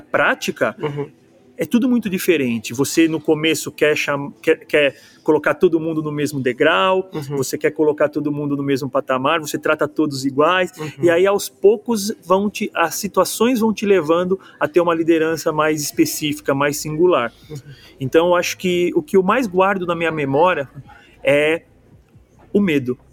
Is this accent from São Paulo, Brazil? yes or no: yes; São Paulo, Brazil; moved away as an adult; eu sou paulistano